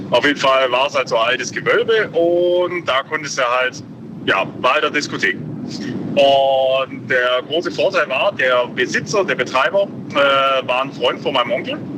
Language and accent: German; Ulm, Baden-Württemberg, Germany; Und ich bin ja in Ulm aufgewachsen.